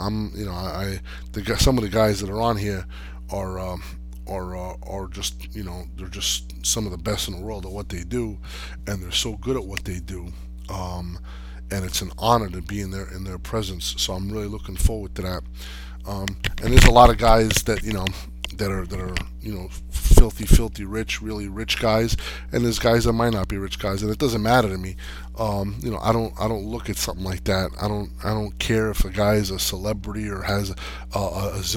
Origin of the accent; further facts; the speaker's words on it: Jersey City, New Jersey, United States; I grew up in Section 8 housing, Jersey City